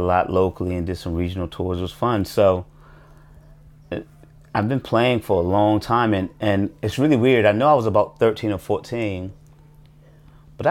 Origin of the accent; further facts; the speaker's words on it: Washington, District of Columbia, United States; I grew up in a hood in Washington, D.C.